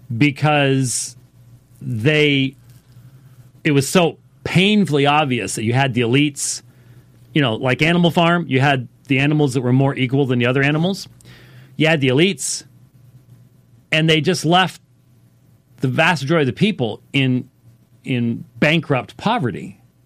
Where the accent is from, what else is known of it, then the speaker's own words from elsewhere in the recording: United States; us as American Christians is we have grown up and become accustomed to the blessings of freedom and liberty.